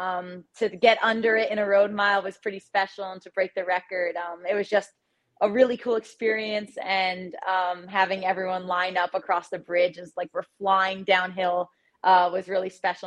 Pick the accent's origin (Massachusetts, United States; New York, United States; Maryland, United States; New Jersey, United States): New Jersey, United States; Tenafly; I grew up in Tenafly, New Jersey, like 15 minutes from the city